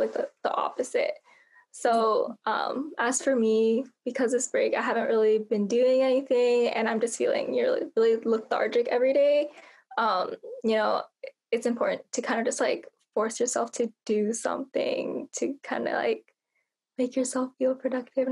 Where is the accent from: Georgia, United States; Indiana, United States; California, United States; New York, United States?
California, United States; Bay Area; I'm from Bay Area, California.